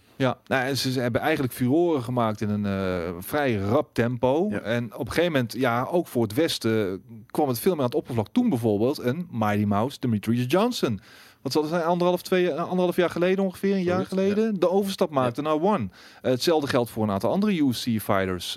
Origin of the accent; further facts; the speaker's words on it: Breda, North Brabant, Netherlands; afkomstig ook uit Breda